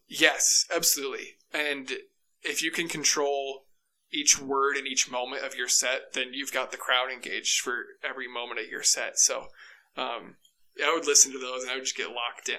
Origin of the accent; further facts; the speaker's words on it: Ankeny, Iowa, United States; moved away as an adult; also born or lived in Dubuque, Iowa; now in Boise, United States; I'm from Ankeny, Iowa, which is right outside Des Moines, Iowa